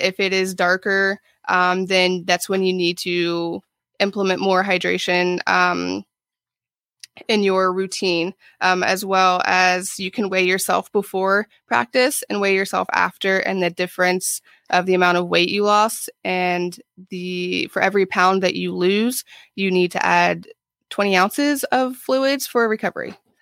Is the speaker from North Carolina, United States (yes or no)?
no; Ohio, United States; moved away as an adult; also born or lived in Florida; now in Jacksonville, United States; I am from Ohio originally.